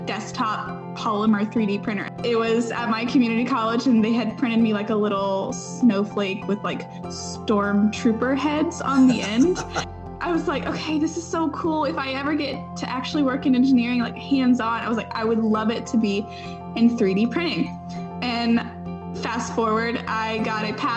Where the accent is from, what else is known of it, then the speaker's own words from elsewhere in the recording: Ashland, Kentucky, United States; moved away as an adult; now in Huntsville, United States; I'm from Ashland, Kentucky. Really tiny town in like the northeastern part of Kentucky.